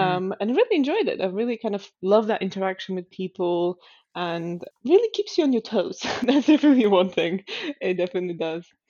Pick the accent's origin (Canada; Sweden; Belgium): Sweden; Stockholm, Stockholm County; moved away as an adult; also born or lived in Helsinki, Finland; Stockholm, which is my hometown.